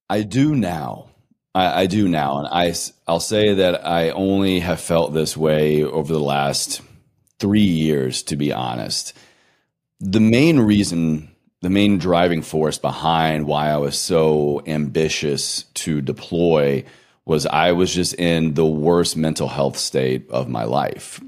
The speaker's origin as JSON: {"language": "English", "town": "Roanoke", "region": "Virginia", "country": "United States", "tie": "born or raised there", "moved": "yes", "said": "my hometown. I picked up on a recent trip from Roanoke, Virginia"}